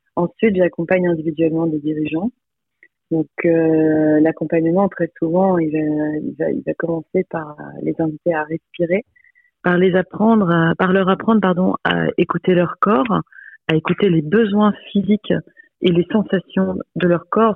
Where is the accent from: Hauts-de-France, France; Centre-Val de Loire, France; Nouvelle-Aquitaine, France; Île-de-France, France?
Hauts-de-France, France; Lille; also born or lived in Croix; Je suis originaire de Lille, je suis née à Croix